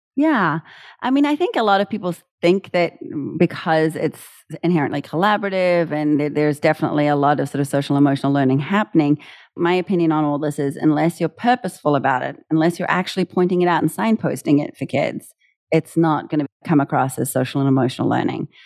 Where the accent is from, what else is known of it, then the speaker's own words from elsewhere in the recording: New Zealand; moved away; being a New Zealander